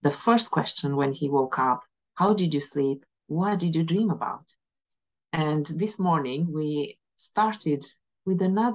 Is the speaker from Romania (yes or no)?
yes; Romania; moved away as an adult; also born or lived in England / Aberdeen / Inverness; now in Scotland; back home, in my home country, in Romania